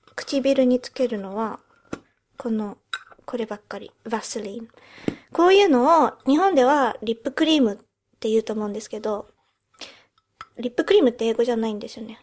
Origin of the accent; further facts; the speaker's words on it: United Kingdom; also born or lived in Japan; 日本生まれイギリス育ちの私たちがロンドンからお送りする